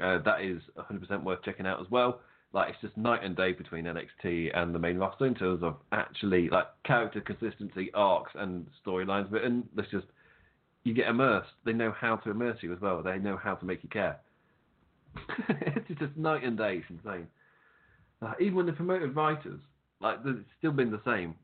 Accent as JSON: {"language": "English", "region": "England", "country": "United Kingdom", "said": "I'm English"}